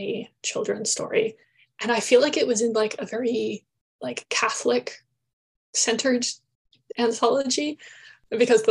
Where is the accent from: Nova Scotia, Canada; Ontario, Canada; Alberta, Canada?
Nova Scotia, Canada; I grew up in Nova Scotia